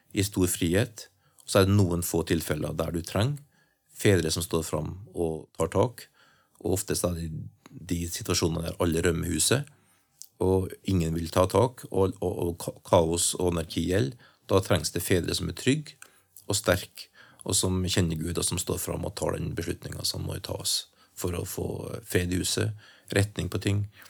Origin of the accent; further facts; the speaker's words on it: Trøndelag, Norway; jeg er en trønder og er 60